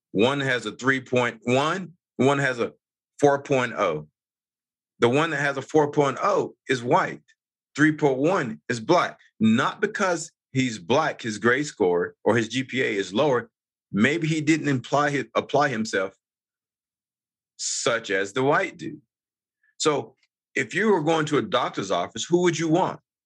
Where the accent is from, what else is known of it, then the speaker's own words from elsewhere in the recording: North Carolina, United States; moved away as an adult; now in Utah, United States; I grew up on the East Coast. I'm actually from originally North Carolina